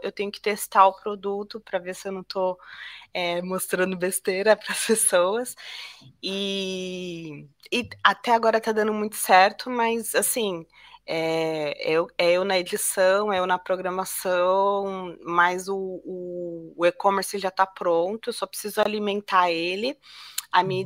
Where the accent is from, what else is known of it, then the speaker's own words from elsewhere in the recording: Brazil; moved away as an adult; also born or lived in São Paulo; eu sou brasileira